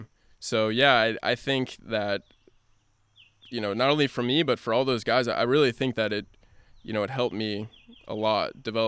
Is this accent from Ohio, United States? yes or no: yes; Cincinnati, Ohio, United States; growing up in Cincinnati